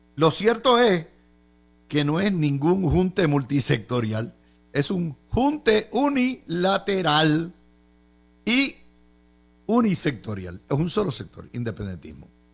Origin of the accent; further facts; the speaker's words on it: Puerto Rico; now in Florida, United States; los puertorriqueños, cuando vamos a solicitar, no tenemos la cultura completa anglosajona